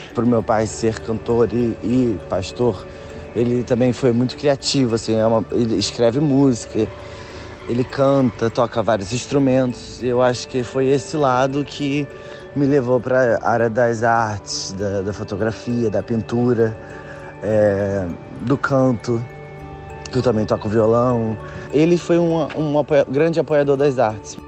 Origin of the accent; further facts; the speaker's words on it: Nilópolis, Rio de Janeiro, Brazil; moved away as an adult; now in London, United Kingdom; Eu nasci uh, em Nilópolis, na Baixada Fluminense